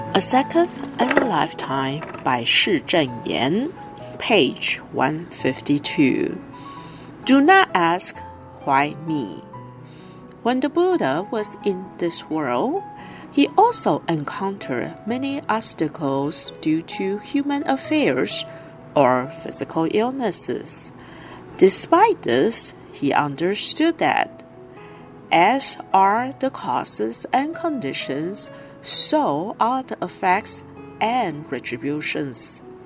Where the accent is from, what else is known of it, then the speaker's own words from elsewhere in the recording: Hualien County, Taiwan; I am from Hualien.